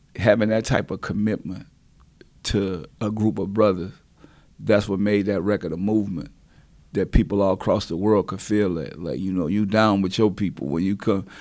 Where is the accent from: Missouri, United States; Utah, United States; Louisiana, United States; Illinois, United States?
Louisiana, United States; New Orleans; I'm from New Orleans, so we, we deal with hurricanes